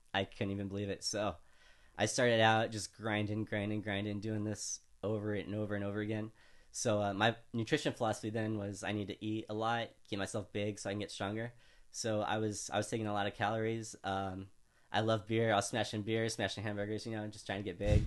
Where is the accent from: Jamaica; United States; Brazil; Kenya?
United States; California; also born or lived in Louisiana; as an American from California, I say nunchucks a lot